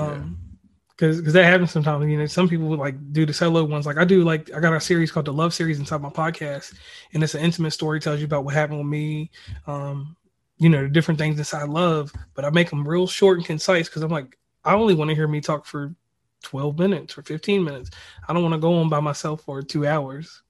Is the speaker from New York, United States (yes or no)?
no; Lynchburg, Virginia, United States; I'm originally from Virginia. I'm from the middle of Virginia, a little place called Lynchburg